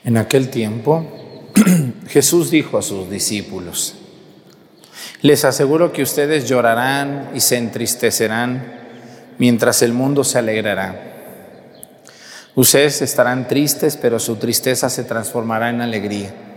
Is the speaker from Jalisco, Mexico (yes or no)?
yes; Mexticacán, Jalisco, Mexico; moved away; todo mi pueblo, allá de donde yo soy, Mestigacán